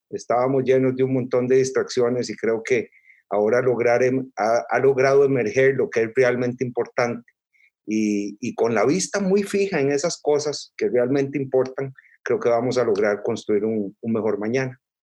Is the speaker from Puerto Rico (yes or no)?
no; Costa Rica; yo soy costarricense, nací aquí en, Costa Rica